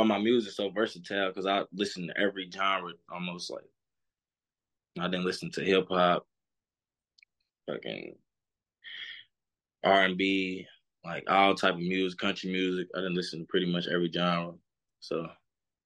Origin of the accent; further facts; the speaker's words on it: Louisville, Kentucky, United States; Home. Where I grew up